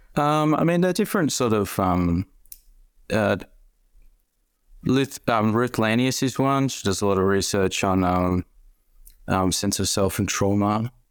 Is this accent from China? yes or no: no; Sydney, New South Wales, Australia; moved away as an adult; now in Melbourne, Australia; I was born in Sydney and, um, moved